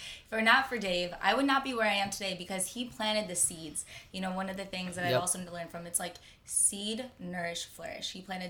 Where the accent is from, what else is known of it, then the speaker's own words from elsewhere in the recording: Michigan, United States; moved away as an adult; now in Los Angeles, United States; So I'm from Michigan. I'm from Michigan. Yep, good old Michigan. I went to Michigan State